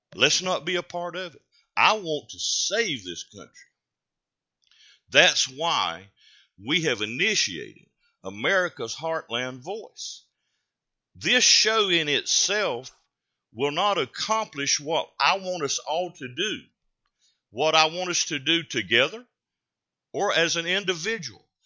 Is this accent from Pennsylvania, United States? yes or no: no; North Carolina, United States; a Carolina grown boy